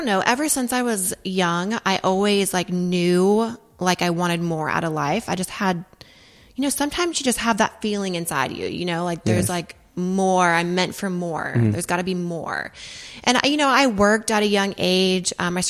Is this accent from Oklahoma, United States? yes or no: yes; Oklahoma, United States; now in Dallas, United States; Well, I mean, I live in Dallas now, but I'm from Oklahoma.